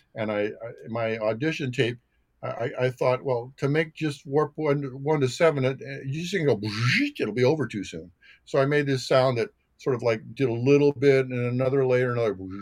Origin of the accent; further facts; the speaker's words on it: North Olmsted, Ohio, United States; also born or lived in New Jersey; I was born in New Jersey, but sort of my my formulation ninth grade started in North Olmsted High School in in the Cleveland, Ohio area